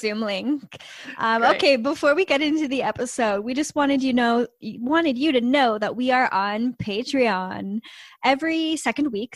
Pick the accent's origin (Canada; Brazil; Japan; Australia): Canada; we're Canadian